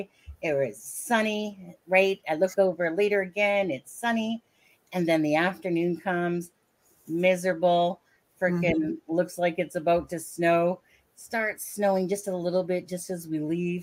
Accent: Vancouver, British Columbia, Canada; also born or lived in Alberta; So both of us are from Canada. I'm from Vancouver, BC

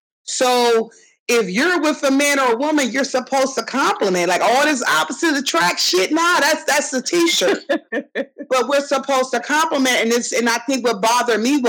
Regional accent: New Jersey, United States; also born or lived in Atlantic City / Ventnor; I'm from Jersey

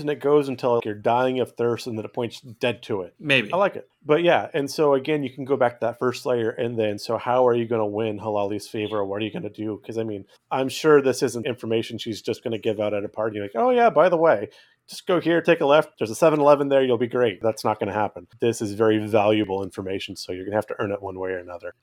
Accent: California, United States; I grew up in California, not terribly far from Sierra National Park.

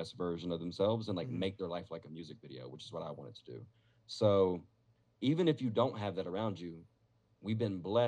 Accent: Statesboro, Georgia, United States; moved away as an adult; now in Las Vegas, United States; I'm from a small town of Georgia, by the way. I'm from Statesboro, Georgia

